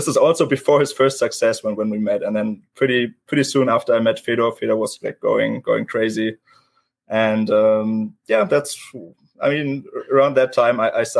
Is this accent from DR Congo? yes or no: no; Germany; moved away as an adult; also born or lived in Vienna; I'm from Germany originally